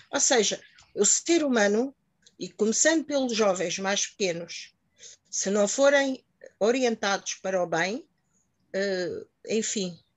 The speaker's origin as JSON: {"language": "Portuguese", "country": "Mozambique", "moved": "yes", "lives_now": "Portugal", "said": "vim de Moçambique em que ali vivia-se de uma maneira completamente diferente. Agora aqui em Portugal, que já estou há 40 anos, estou mais tempo aqui em Portugal do que em Moçambique"}